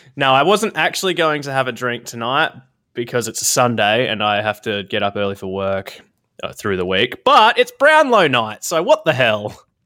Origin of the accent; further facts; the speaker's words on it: South Australia, Australia; I grew up in South Australia.